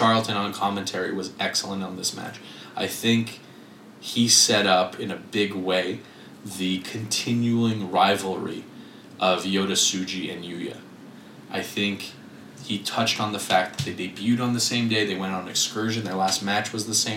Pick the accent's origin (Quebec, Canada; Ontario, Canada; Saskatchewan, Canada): Quebec, Canada; we're from Quebec